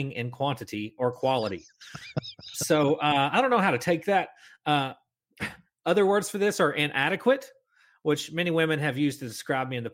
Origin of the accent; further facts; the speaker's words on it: Kentucky, United States; Not from Alabama. I'm from Kentucky.